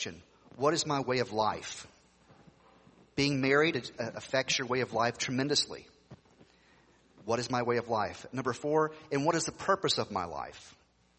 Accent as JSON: {"language": "English", "region": "Tennessee", "country": "United States", "tie": "born or raised there", "said": "when I grew up in Tennessee, people would ask you the question, are you saved, brother?"}